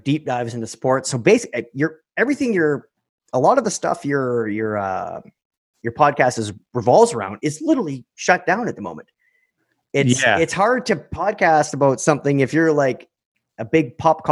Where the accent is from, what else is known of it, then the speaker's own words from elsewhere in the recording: Canada; We're Canadian